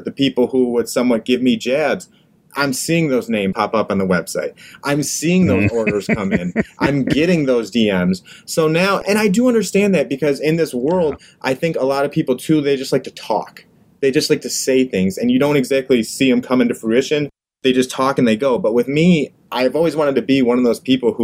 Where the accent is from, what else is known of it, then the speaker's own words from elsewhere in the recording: Livonia, Michigan, United States; Livonia, Michigan, my hometown